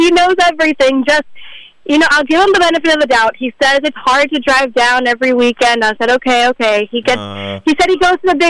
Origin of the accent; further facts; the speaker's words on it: Miami, Florida, United States; I am from Miami